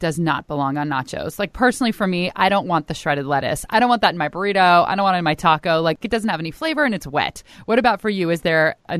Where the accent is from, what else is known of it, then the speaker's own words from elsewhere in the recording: East Bay, California, United States; I am from the East Bay